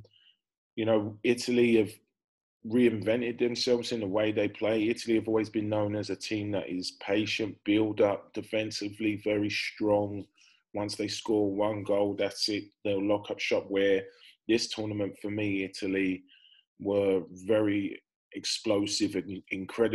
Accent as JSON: {"language": "English", "region": "Wales", "country": "United Kingdom", "said": "As a Welshman"}